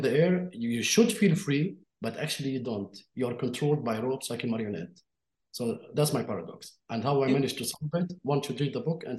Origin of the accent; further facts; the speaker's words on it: Jerusalem, Palestine; born there; I was born in Jerusalem under Israeli occupation, and there's nothing I can do about that, about this fact.